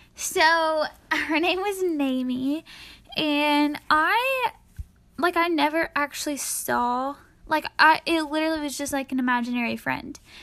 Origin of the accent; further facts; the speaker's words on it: East Tennessee, United States; I'm from East Tennessee